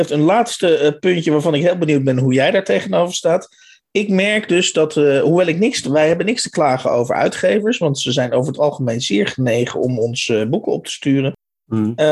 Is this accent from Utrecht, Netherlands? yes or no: yes; Utrecht, Netherlands; born there; nee, sorry, ik ben in Utrecht geboren.